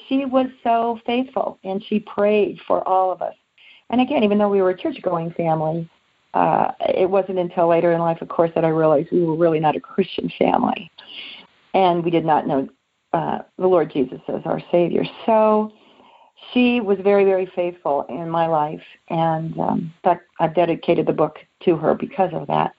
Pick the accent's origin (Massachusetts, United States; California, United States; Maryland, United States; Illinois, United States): California, United States; South Bay; I was born and raised in California, along the beaches, the South Bay area, along Redondo, Torrance, Manhattan Beach, in that area, and Rolling Hills.